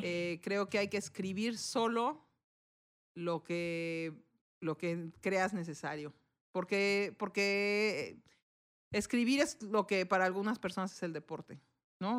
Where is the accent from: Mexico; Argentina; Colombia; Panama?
Mexico; Somos dos mujeres mexicanas que somos las propietarias y quienes operamos el negocio